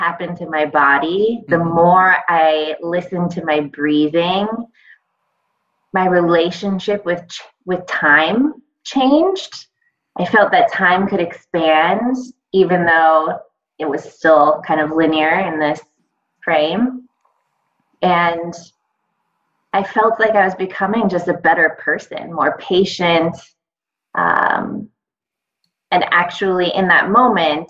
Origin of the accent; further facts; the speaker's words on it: Los Angeles, California, United States; now in Brooklyn, United States; coming from Brooklyn now, but I grew up in Los Angeles